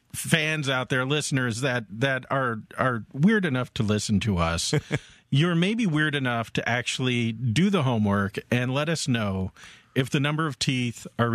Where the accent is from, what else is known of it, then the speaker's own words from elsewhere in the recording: Southern California, United States; growing up in Southern California.